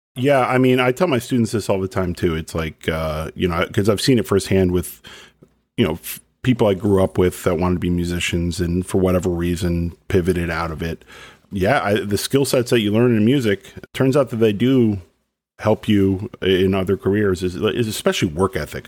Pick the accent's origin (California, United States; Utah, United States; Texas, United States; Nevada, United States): Texas, United States; Dallas or Plano; when I was a kid growing up in Dallas or Plano